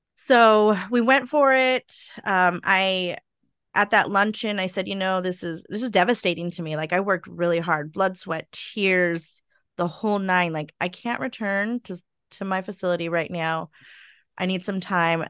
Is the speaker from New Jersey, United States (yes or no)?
no; Stockton, California, United States; also born or lived in Sacramento, California; I grew up in Stockton